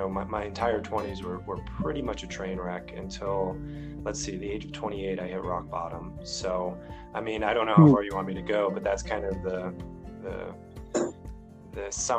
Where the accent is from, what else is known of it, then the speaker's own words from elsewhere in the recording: Chicopee, Massachusetts, United States; I grew up in Western Massachusetts in a city called Chicopee, but it's right next to Springfield, which is about 200,000 people. I grew up with pretty much divorced parents.